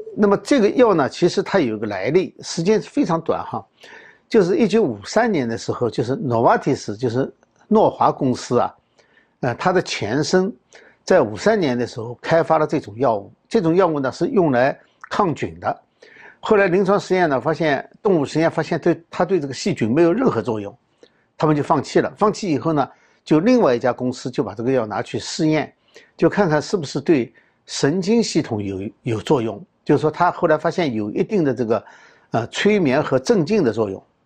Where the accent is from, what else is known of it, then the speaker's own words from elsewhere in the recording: China; 我们中国人